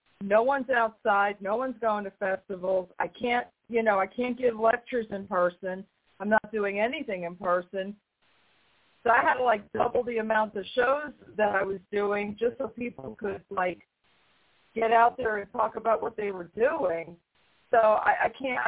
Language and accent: English; New York, United States; being from New York, having grown up in the town near him